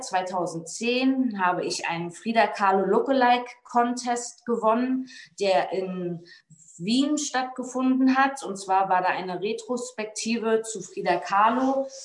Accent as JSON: {"language": "German", "region": "Berlin", "country": "Germany", "tie": "born or raised there", "also_born_or_lived": "Bützow", "said": "Ich bin 1985 in Berlin in der Charité geboren"}